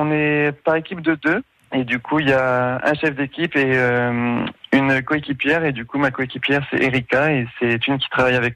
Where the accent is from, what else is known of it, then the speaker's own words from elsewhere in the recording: France; on arrive un petit peu avec une crédibilité parce qu'on est français, oui.